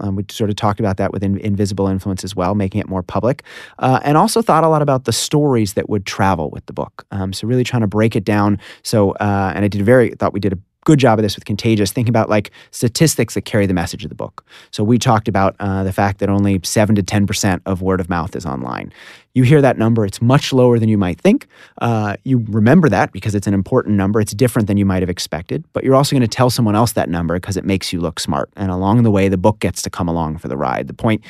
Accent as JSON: {"language": "English", "town": "Washington", "region": "District of Columbia", "country": "United States", "tie": "born or raised there", "said": "Washington, D.C."}